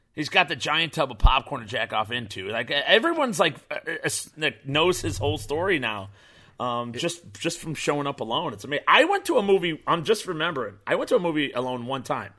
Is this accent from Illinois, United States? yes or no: yes; Chicago, Illinois, United States; moved away; I moved away from Chicago.